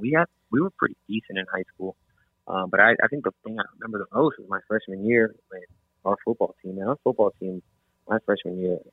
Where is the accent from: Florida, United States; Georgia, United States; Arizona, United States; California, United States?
Florida, United States; Big Pine Key; I grew up playing in Big Pine